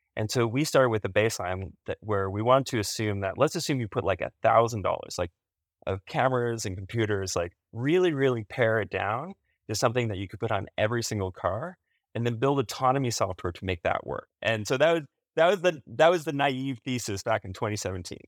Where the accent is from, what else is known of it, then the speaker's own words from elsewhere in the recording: Canada; as a Canadian